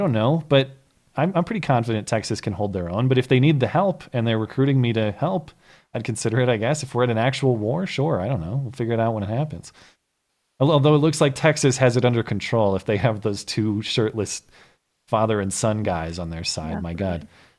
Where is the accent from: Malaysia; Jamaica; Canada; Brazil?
Canada; I'm Canadian, and I would move down there just to vote for you.